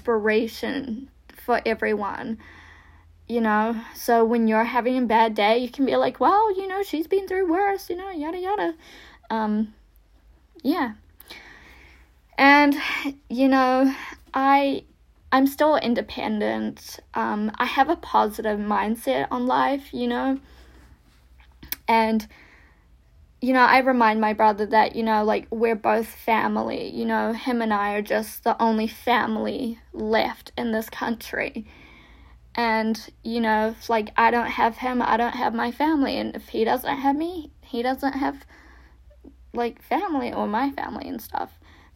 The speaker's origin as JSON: {"language": "English", "country": "Russia", "tie": "born or raised there", "moved": "yes", "said": "it kind of feels like that little patch of growing up in Russia to like, you know, going to a private school, moving in."}